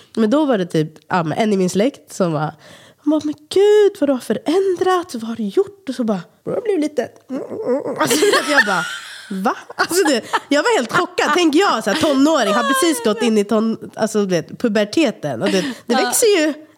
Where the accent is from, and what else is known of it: Sweden; born or raised there